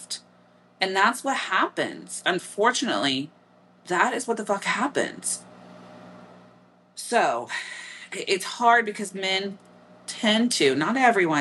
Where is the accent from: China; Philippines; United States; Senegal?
United States; Midwest; accent: Midwestern; my Midwestern accent